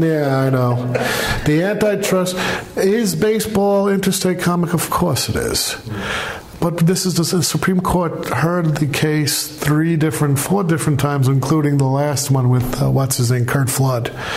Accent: New York City, New York, United States; now in Massachusetts, United States; I grew up in Brooklyn.

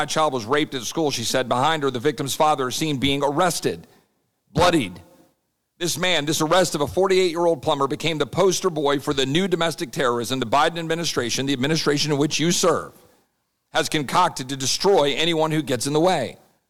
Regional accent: Loudoun County, Virginia, United States; Despite my family having Texas roots back to the 1850s, I grew up in Loudoun. It was my home.

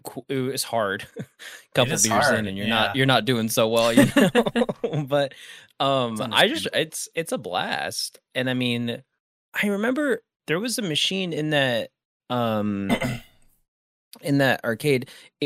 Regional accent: Boise, Idaho, United States; I grew up going to mostly college football games at Boise State because, you know, that's like that's where I grew up. All my family went to Boise State

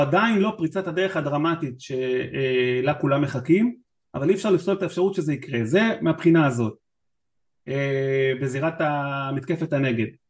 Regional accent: Israel; אני מישראל

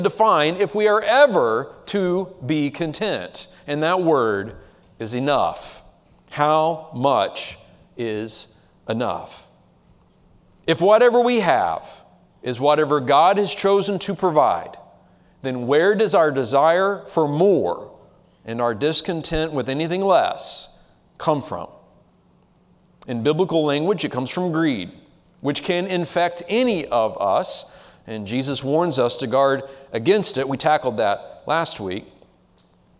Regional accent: United States; as American Christians living in the 21st century

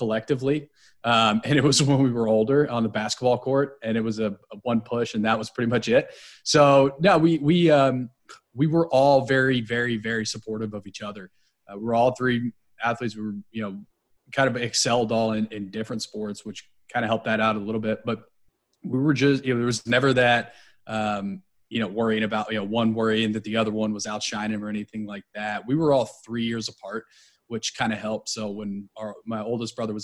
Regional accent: Nashville, Tennessee, United States; also born or lived in Philadelphia; I was born in Philadelphia, raised in Nashville, Tennessee. I moved there when I was 13 months old.

